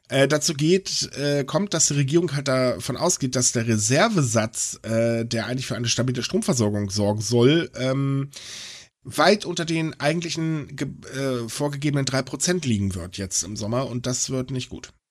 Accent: Germany; bei uns in Deutschland sagen alle, es geht nicht.

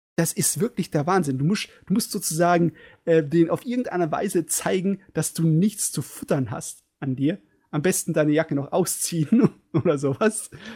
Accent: Germany; als Deutscher in Japan

